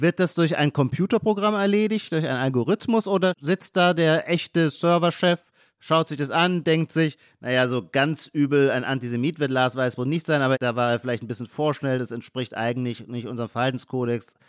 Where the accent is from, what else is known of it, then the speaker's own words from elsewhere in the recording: Heidelberg, Baden-Württemberg, Germany; now in Berlin, Germany; das ist, wo ich herkomme. Ich komme aus Heidelberg, Rhein-Neckar-Kreis